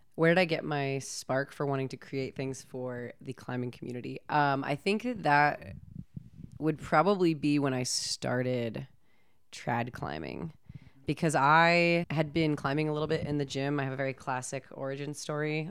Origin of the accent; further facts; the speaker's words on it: California, United States; I grew up in California